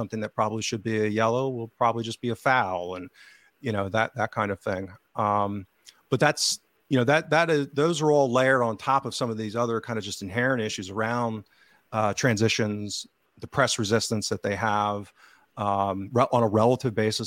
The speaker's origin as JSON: {"language": "English", "region": "central Pennsylvania", "country": "United States", "accent": "central PA", "said": "That's my central PA accent. Redneck accent."}